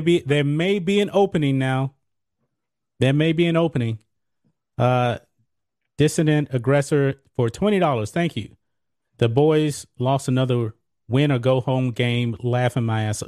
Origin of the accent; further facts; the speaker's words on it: Beaumont, Texas, United States; I'm from Beaumont, Texas